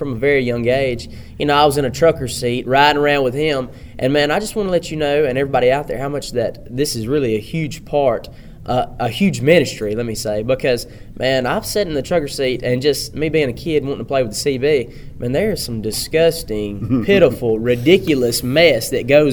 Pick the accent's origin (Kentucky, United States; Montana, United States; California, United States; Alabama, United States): Alabama, United States; Pickens County; I'm from Pickens County, Alabama